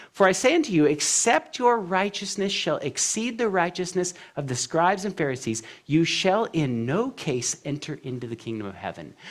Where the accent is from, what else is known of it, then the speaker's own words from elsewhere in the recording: California, United States; now in Tennessee, United States; I'm from California through and through. When I moved to Tennessee